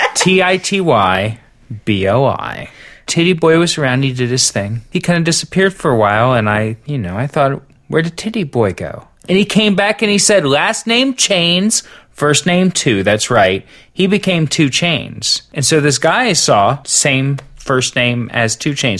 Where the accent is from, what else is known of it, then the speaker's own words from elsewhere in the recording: Cincinnati, Ohio, United States; I grew up on the east, the far, far east side of Cincinnati